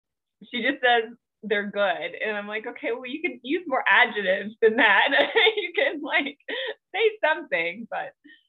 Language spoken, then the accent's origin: English; the South, United States; oh my goodness, I was raised in the South.